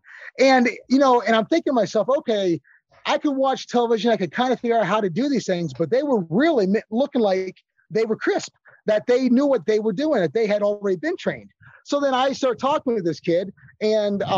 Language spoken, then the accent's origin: English; Titusville, Pennsylvania, United States; my hometown of Titusville, Pennsylvania